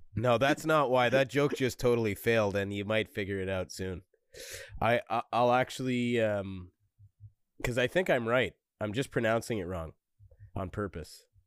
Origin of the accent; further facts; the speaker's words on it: Montreal, Quebec, Canada; I'm from Montreal. Montreal, Quebec, Canada.